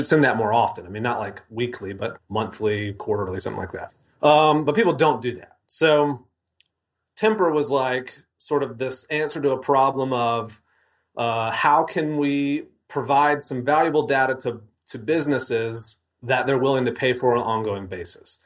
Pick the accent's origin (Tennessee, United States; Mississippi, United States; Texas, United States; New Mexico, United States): Mississippi, United States; moved away as an adult; also born or lived in Denver; I grew up in Mississippi